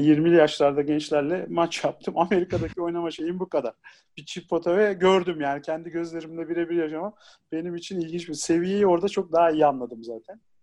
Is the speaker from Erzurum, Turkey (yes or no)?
no; Ankara, Turkey; also born or lived in Isparta